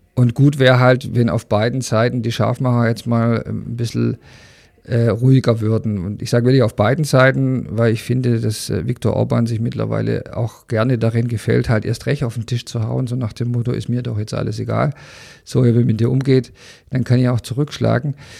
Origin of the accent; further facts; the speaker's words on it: Germany; als Deutscher